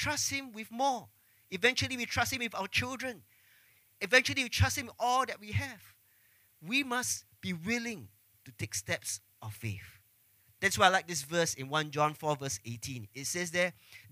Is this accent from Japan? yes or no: no; Singapore; growing up in Singapore, growing up under the MOE system, all of us